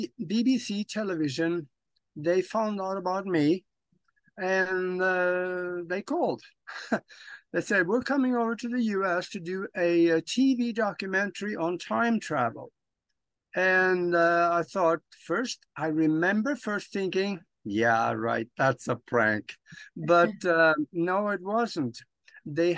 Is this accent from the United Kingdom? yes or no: no; Norway; moved away as an adult; now in United States; I was born and raised in Europe on a farm back in Norway. And I didn't want to be a farmer. So at the age of 25, I left Norway, came to the United States